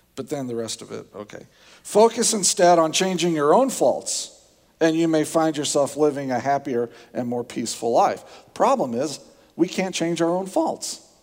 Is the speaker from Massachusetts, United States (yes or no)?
no; Indiana, United States; moved away; I grew up in Indiana. It's a different culture. We have different ways of dealing with things down there